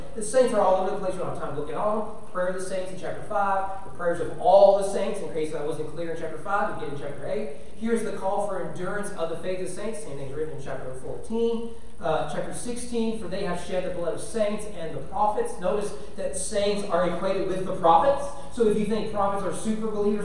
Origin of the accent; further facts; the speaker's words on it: the South, United States; I'm a country boy from the South